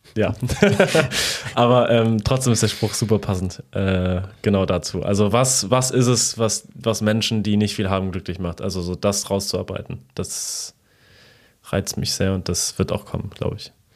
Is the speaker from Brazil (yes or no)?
no; Poland; moved away; in meiner Kindheit in Polen